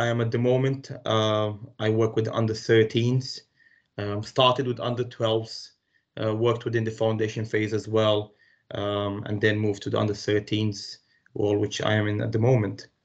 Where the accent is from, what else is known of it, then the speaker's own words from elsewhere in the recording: Romania; English is a second language; moved away as an adult; also born or lived in Palestine; now in United Kingdom; Originally I'm from Romania, but from a really mixed heritage. Like I said to you earlier, my mom is Romanian, my dad is Palestinian. Grew up in Romania though